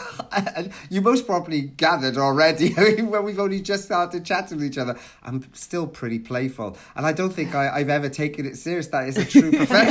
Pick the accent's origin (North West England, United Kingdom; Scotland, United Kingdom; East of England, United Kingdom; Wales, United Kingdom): Wales, United Kingdom; South; accent: Welsh; this Welsh accent, right? I'm also a Welsh runner, a proud Welsh runner